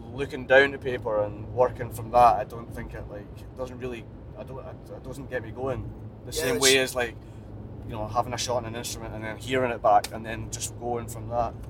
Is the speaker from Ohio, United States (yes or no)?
no; Milwaukee, Wisconsin, United States; I'm from Milwaukee, but even people that I know from Milwaukee